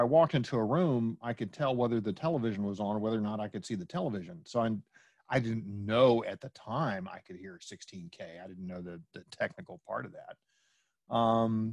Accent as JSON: {"language": "English", "town": "Washington", "region": "District of Columbia", "country": "United States", "also_born_or_lived": "Dallas, Texas", "moved": "as an adult", "said": "I'm originally from the Washington, D.C. area"}